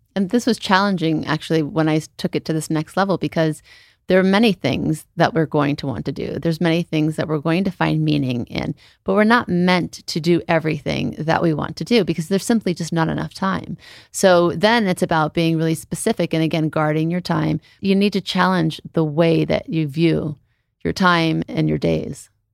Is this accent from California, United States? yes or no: yes; Beverly Hills, California, United States; also born or lived in New Orleans; we moved from New Orleans to Beverly Hills